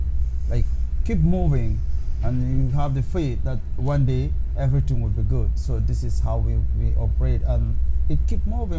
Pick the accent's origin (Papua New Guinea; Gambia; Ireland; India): Gambia; moved away as an adult; now in United States; I am from Gambia. It's a country in West Africa, by the coastline. We call the Gambia the smiling coast of Africa.